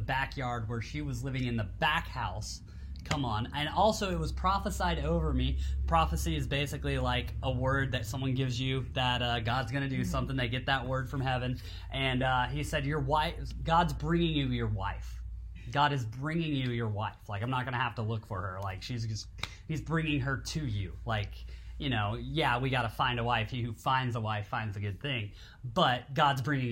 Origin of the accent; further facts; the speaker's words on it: Tennessee, United States; moved away; growing up in Tennessee, there's no ocean out there